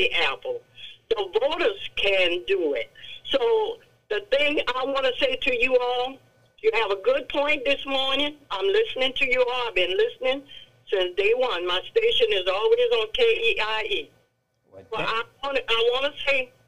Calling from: Franklin, Louisiana, United States; I am from Franklin

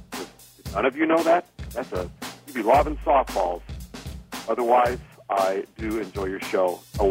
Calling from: Richmond, California, United States; I'm calling from Richmond, California

